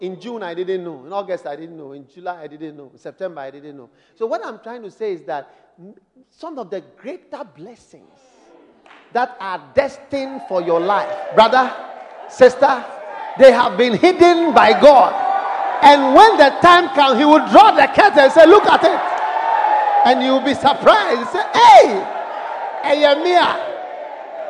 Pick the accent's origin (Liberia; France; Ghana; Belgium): Ghana; I'm from Ghana